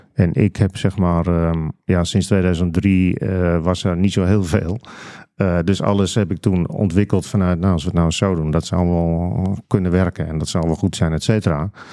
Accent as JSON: {"language": "Dutch", "town": "De Kwakel", "region": "North Holland", "country": "Netherlands", "tie": "born or raised there", "said": "ik ben opgegroeid en ik woon daar nog steeds trouwens in een dorp dat heet De Kwakel. Dat ligt ah. vlakbij Aalsmeer"}